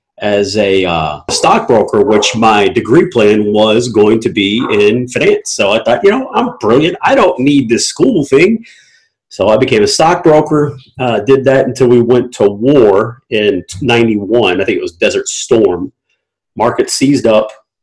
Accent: Durham, North Carolina, United States; born there; also born or lived in Killeen, Texas / Germany; But so I was born in North Carolina, Durham, North Carolina, Duke Hospital. Lived there for about 6 months of my life. It's a military brat, so we moved to Killeen in Texas.

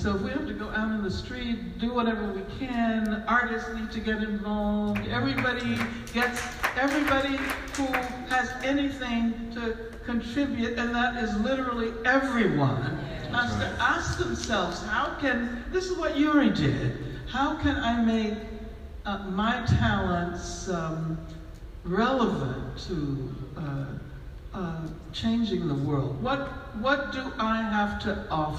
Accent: United States; we are from the United States of America

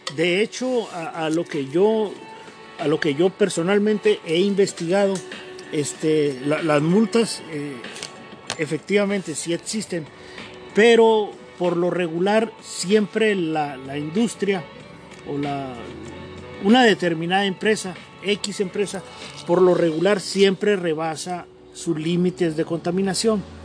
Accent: Mexicali, Baja California, Mexico; yo soy de aquí de Mexicali

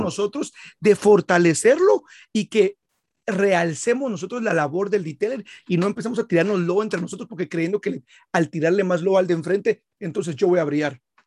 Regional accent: Guatemala; soy de Guatemala

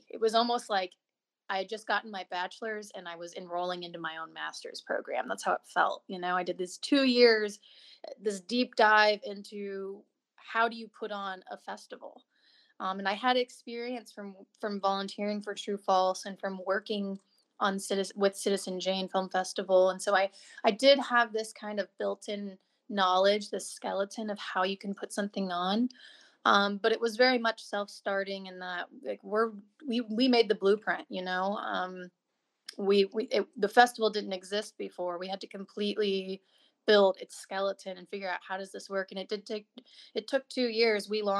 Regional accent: Colombia; I'm from Colombia, so I've been in this community a while.

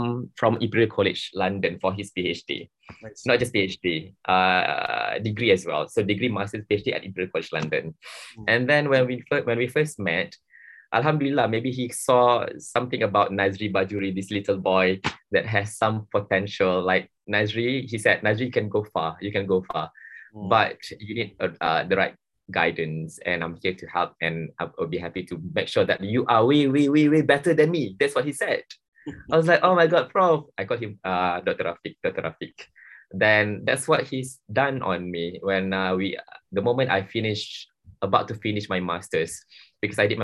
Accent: Johor, Malaysia; I'm from Johor

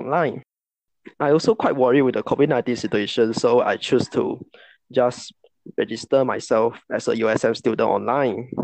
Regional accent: Muar, Johor, Malaysia; I come from Muar Johor.

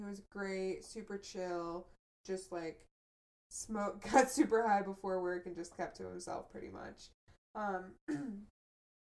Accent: southwest suburbs of Chicago, Illinois, United States; moved away as an adult; also born or lived in Colorado; growing up in Illinois

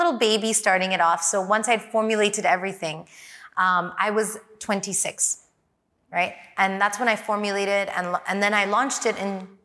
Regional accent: Hong Kong; I'm from Hong Kong

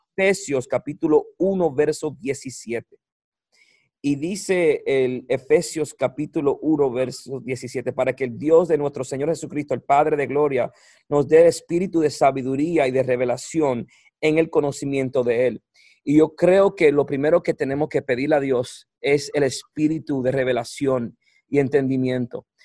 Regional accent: Puerto Rico; moved away; soy boricua

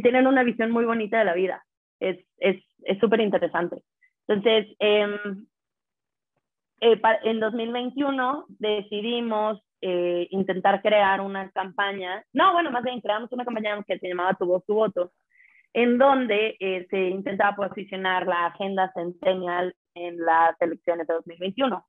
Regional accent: San Luis Potosí, Mexico; moved away as an adult; also born or lived in Puebla; soy de San Luis Potosí

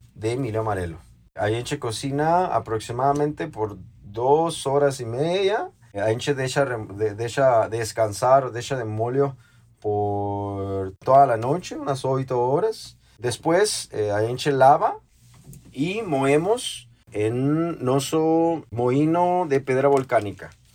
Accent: Mexico; now in São Paulo, Brazil; para nós, mexicanos

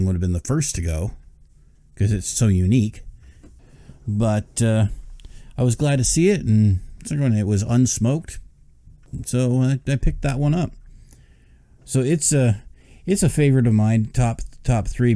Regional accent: Canada; I'm a Canadian

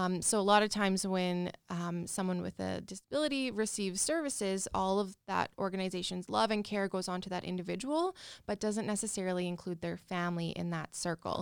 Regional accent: Regina, Saskatchewan, Canada; also born or lived in Calgary; I'm born and raised in Regina

